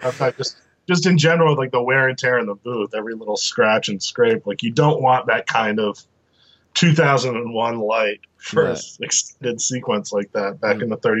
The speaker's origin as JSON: {"language": "English", "town": "Boston", "region": "Massachusetts", "country": "United States", "tie": "born or raised there", "said": "I grew up in Boston. The first summer I spent in New York City, I was like, oh, well, this is disgusting."}